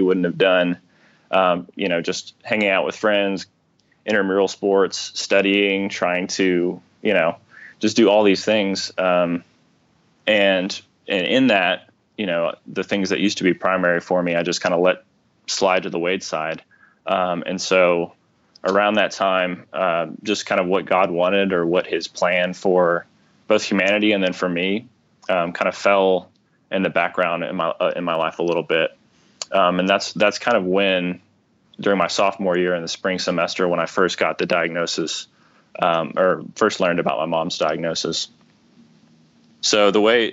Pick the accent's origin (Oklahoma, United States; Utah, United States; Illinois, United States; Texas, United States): Texas, United States; Rockwall; I grew up in Rockwall, went to Rockwall High School, graduated